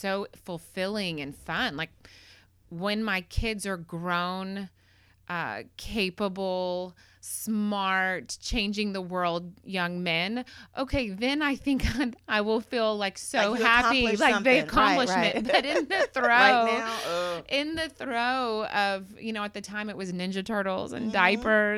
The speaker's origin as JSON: {"language": "English", "town": "McKinney", "region": "Texas", "country": "United States", "tie": "born or raised there", "said": "I grew up in McKinney, and I graduated from McKinney High School"}